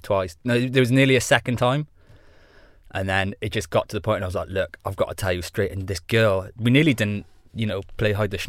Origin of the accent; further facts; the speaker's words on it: Wales, United Kingdom; accent: Welsh; moved away; it's not like I'm proper Welsh because I've been away from Wales so long, so my accent's a bit weird.